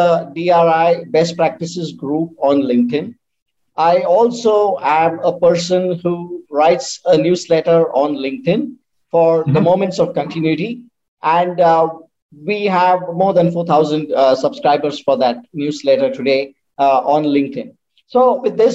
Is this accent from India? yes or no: yes; India; from India